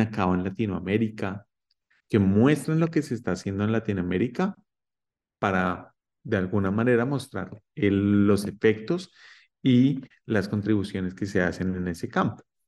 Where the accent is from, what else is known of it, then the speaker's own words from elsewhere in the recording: Colombia; now in United States; yo soy colombiano y actualmente estoy en los Estados Unidos